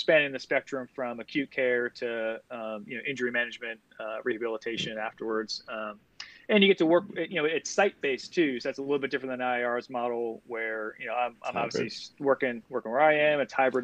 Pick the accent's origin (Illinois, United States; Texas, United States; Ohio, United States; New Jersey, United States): New Jersey, United States; Vernon; moved away as an adult; now in North Carolina, United States; I actually am from New Jersey. So I grew up in Vernon, New Jersey.